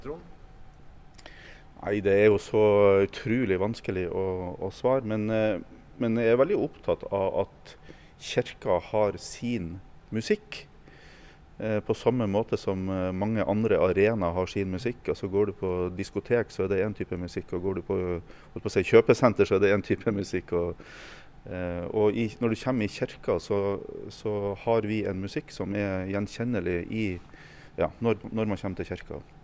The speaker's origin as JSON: {"language": "Norwegian", "town": "Meløy", "region": "Nordland", "country": "Norway", "tie": "born or raised there", "said": "i Meløy kommune i Nordland, på ei lita bygd"}